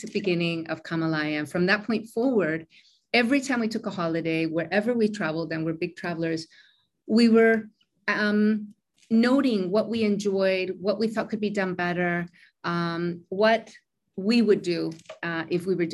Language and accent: English; Mexico; moved away as an adult; also born or lived in Koh Samui, Thailand; now in Thailand; born and raised in Mexico from a Mexican mother